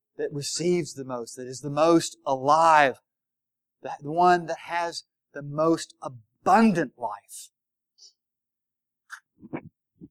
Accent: the South, United States; I'm from the South.

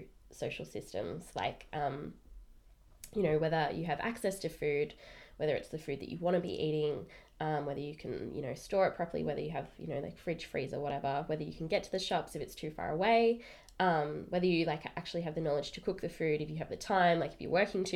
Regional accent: Melbourne, Victoria, Australia; I am from Melbourne

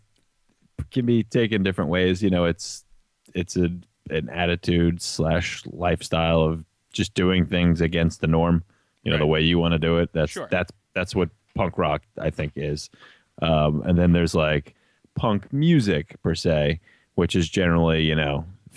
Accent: New York City, New York, United States; I'm from Brooklyn

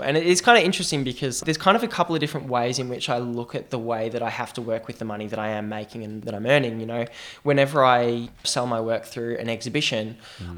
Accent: Australia; I'm Australian

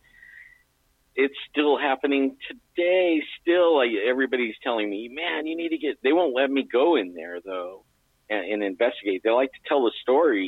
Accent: Yosemite, California, United States; I grew up in Yosemite

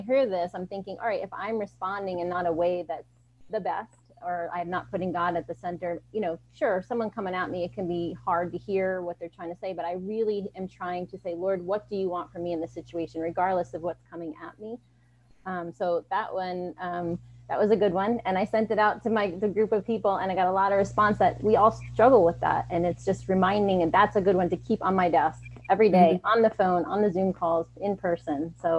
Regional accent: New York, United States; moved away as an adult; now in Delaware, United States; But I'm actually from New York originally, but we moved to Delaware about 4 years ago.

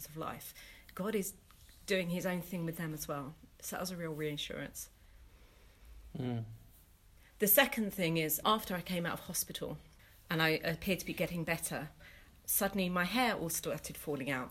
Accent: London, United Kingdom; moved away as an adult; now in Bristol, United Kingdom; I'm originally from East London, but I got ordained 6 months ago and have moved to Bristol with my family.

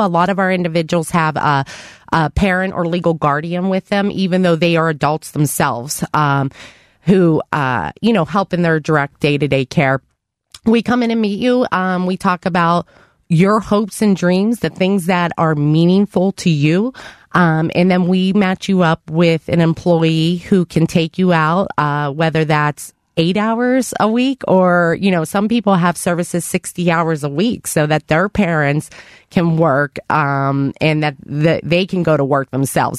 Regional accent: Avalon, Pennsylvania, United States; also born or lived in Cleveland area, Ohio; I was born and raised in Avalon

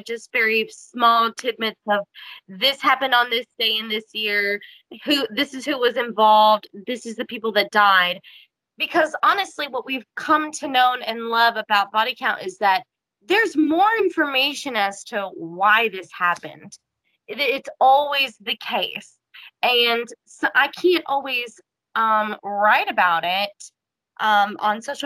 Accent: Kansas, United States; I'm from Kansas

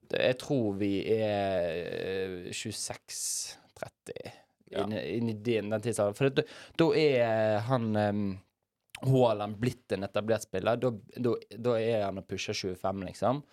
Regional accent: Bergen, Vestland, Norway; jeg er jo bergenser

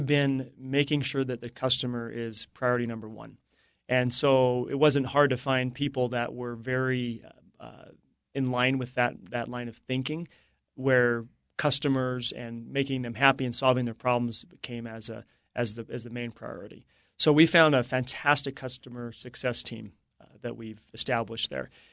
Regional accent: Morgan, Utah, United States; growing up in Morgan, it's a farming community

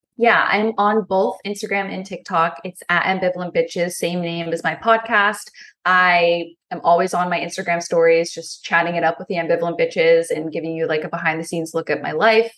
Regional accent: Pennsylvania, United States; I'm from Pennsylvania. I live in a cornfield

